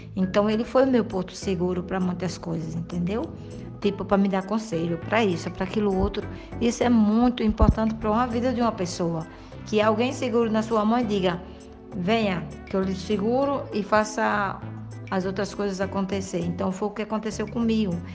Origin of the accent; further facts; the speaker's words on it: Mossoró, Rio Grande do Norte, Brazil; moved away as an adult; now in Madrid, Spain; sou de Mossoró e vivo hoje recentemente em Madrid, na Espanha